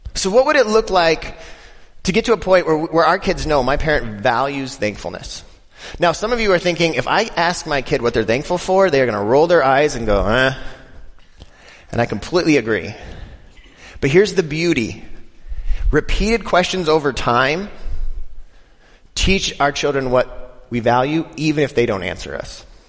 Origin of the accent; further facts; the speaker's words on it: Denver, Colorado, United States; I'm from Denver